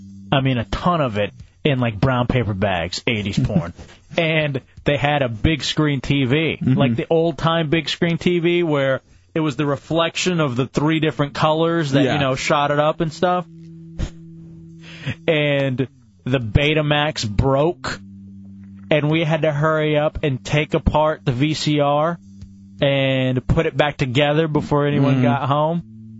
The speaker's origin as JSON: {"language": "English", "town": "Queens", "region": "New York", "country": "United States", "said": "I'm from Queens."}